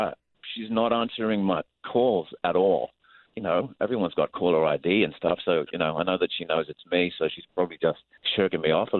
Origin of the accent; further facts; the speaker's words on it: Perth, Western Australia, Australia; now in Windermere, United States; I'm from Perth, Australia.